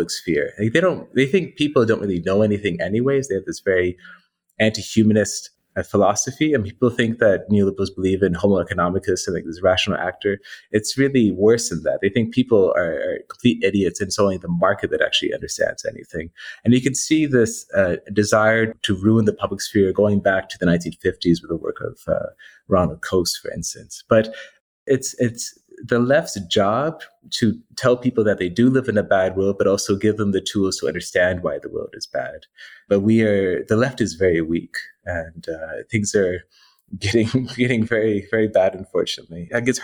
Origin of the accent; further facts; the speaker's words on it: Canada; I'm Canadian as well